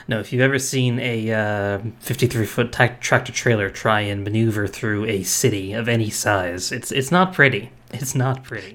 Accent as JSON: {"language": "English", "region": "Rhode Island", "country": "United States", "tie": "born or raised there", "said": "I grew up in Rhode Island"}